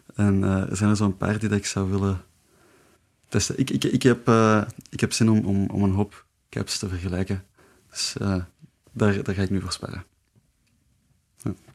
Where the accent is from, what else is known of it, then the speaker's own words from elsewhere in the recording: Leuven, Flanders, Belgium; ik ben van Leuven